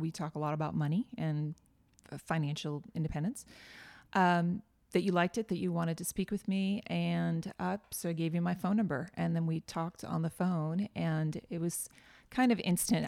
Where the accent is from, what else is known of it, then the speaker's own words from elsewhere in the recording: just outside of Boston, Massachusetts, United States; now in Nashville, United States; I grew up just outside of Boston